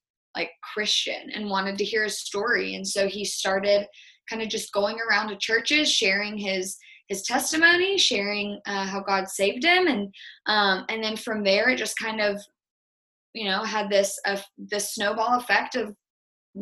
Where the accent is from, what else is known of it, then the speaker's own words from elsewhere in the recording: North Carolina, United States; we're from North Carolina